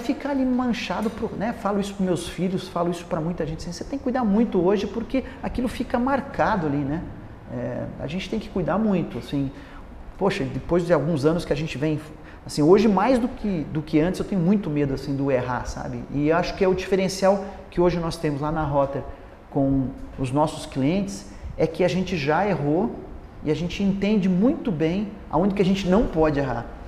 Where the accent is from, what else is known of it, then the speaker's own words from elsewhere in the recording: Paraná, Brazil; also born or lived in United States; eu sou de uma cidade pequena do Paraná